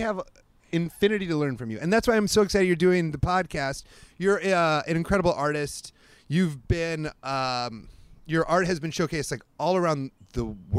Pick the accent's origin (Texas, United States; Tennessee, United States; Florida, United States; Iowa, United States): Iowa, United States; I grew up in Iowa.